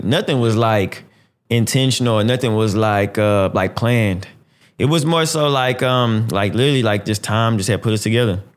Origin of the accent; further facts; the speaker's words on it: Houston, Texas, United States; I'm from Houston. You know what I'm saying? I'm from Texas, Houston, Texas